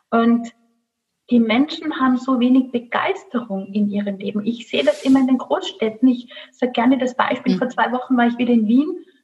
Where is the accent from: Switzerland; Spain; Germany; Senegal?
Germany; Rhineland; Ich lache mal, ähm. ich bin Rheinländerin.